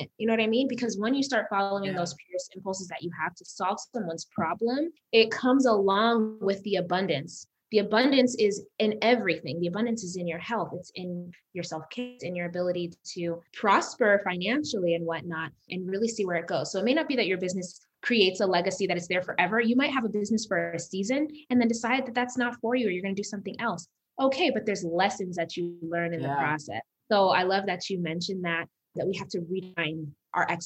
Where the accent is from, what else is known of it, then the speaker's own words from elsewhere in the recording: Las Vegas, Nevada, United States; also born or lived in Uganda; I'm from Uganda originally. So I was born in Uganda, but I was raised in Las Vegas.